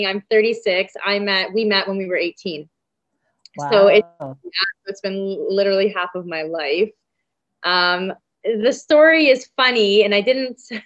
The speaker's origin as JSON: {"language": "English", "town": "London", "region": "Ontario", "country": "Canada", "tie": "born or raised there", "said": "I am 36, born and raised in London, Ontario, Canada"}